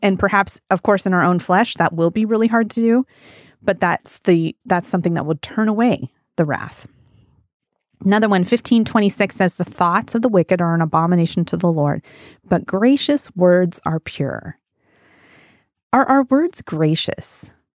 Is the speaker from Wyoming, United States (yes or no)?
yes; Wyoming, United States; now in Pacific Northwest, United States; When I was a kid, I grew up in Wyoming on a big old ranch